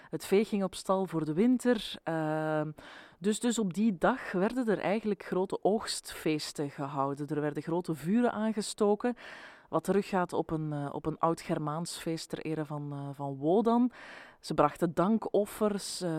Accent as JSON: {"language": "Dutch", "town": "Ypres", "region": "Flanders", "country": "Belgium", "tie": "born or raised there", "moved": "yes", "lives_now": "Brussels, Belgium", "said": "de Sint Maarten die ik ken uit mijn jeugd in Ieper"}